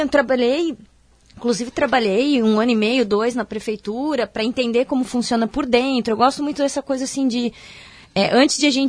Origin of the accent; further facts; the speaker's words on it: Indaial, Santa Catarina, Brazil; É, eu sou de Indaial, aqui cidade vizinha, né, de Blumenau.